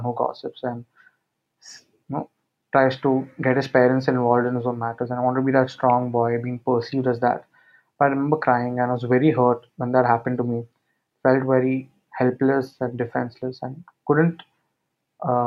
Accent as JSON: {"language": "English", "town": "Mumbai", "region": "Maharashtra", "country": "India", "said": "I'm from Mumbai."}